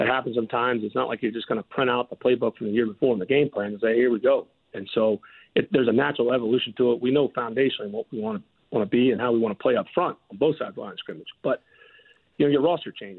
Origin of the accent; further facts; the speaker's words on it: Southeast, United States; now in Atlanta, United States; I'm from the Southeast